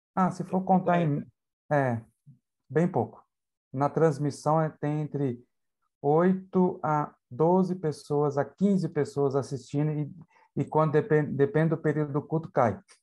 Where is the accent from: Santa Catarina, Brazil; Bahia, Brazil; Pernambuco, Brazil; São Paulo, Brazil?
São Paulo, Brazil; interior of; also born or lived in southern Brazil; now in Itaquaquecetuba, Brazil; Eu sou da cidade de Itaquacetuba né, São Paulo, da grande São Paulo. É, fui criado no interior de São Paulo